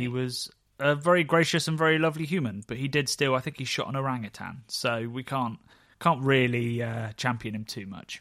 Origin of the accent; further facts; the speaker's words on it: Oxford, South East England, United Kingdom; my hometown of B B C, Oxford.